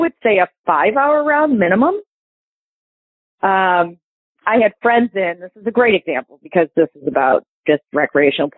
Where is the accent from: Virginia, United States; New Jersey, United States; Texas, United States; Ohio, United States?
Ohio, United States; Toledo; I grew up in Toledo.